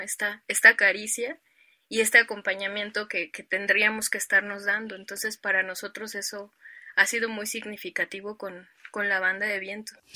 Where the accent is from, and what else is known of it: Mexico City, Mexico; born or raised there